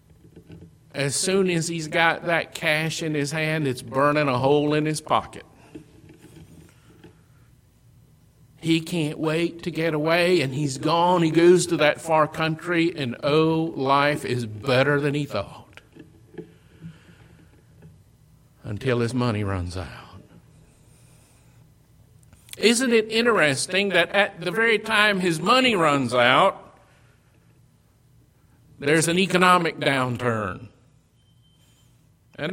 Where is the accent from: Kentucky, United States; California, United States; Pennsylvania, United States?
Kentucky, United States; Western; Where I grew up in Western Kentucky, there were some large hog farmers